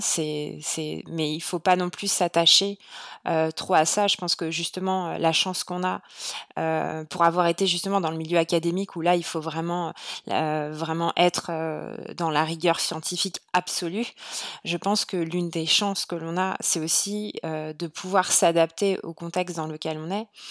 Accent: France; moved away as an adult; now in Montreal, Canada; aujourd'hui, je suis une Française à Montréal

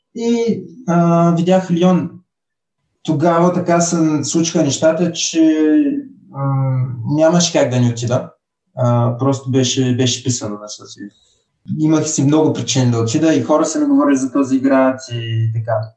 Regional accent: Burgas, Burgas Province, Bulgaria; also born or lived in Nice, France; now in Lyon, France; идвам от Бургас

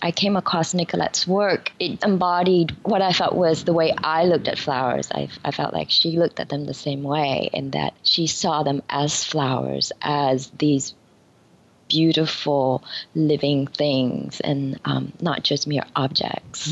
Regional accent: Vietnam; born or raised there; now in New York, United States

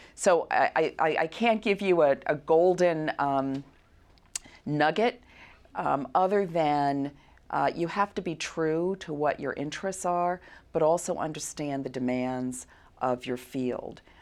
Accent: New York City, New York, United States; I'm from Brooklyn, New York

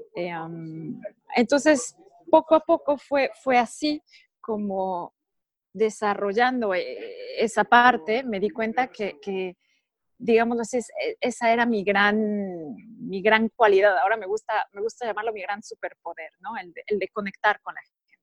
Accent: Mexico; moved away as an adult; also born or lived in Monaco; now in Switzerland; yo soy mexicana, nací y crecí en México.

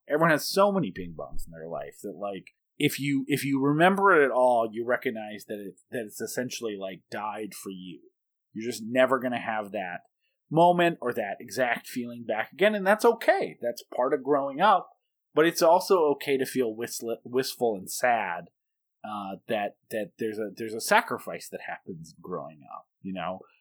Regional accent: Bismarck, North Dakota, United States; also born or lived in Kalispell, Montana; when we moved from Kalispell, Montana to Bismarck, North Dakota when I was seven

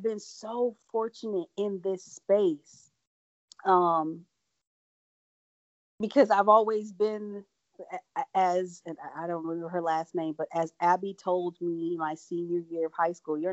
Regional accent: Franklin, Wisconsin, United States; also born or lived in Milwaukee; I grew up in Franklin

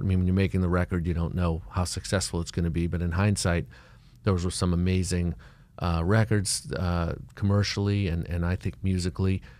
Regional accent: Boston, Massachusetts, United States; moved away as an adult; now in Miami, United States; I'm from Boston

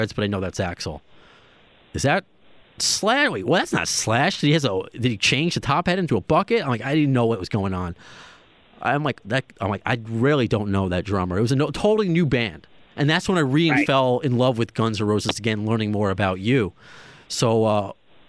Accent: New York, United States; I'm a New Yorker

